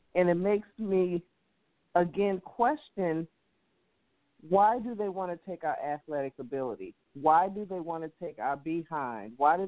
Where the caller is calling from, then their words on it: St. Louis, Missouri, United States; calling from St. Louis.